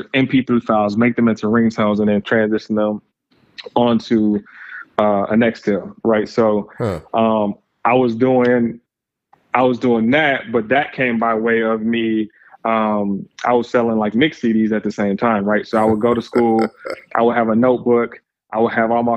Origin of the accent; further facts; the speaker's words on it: Lansing, Michigan, United States; originally from Lansing, Michigan, small town, right around the center of Michigan, about an hour west of Detroit. So grew up there, spent my formative years there.